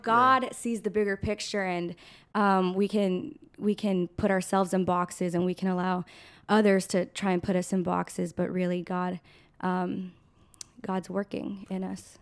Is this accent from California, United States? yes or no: yes; Bellflower, California, United States; also born or lived in Los Angeles, California; I was born in Los Angeles, California, and I've been raised in the city of Bellflower, California.